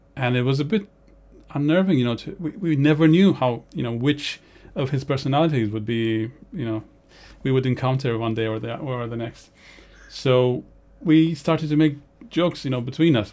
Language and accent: English; Romania; moved away; growing up in Romania, the winters there can be dire